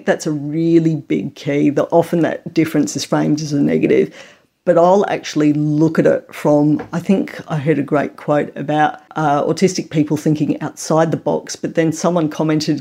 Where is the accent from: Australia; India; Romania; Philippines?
Australia; I am a mum, I am a researcher, I am Australian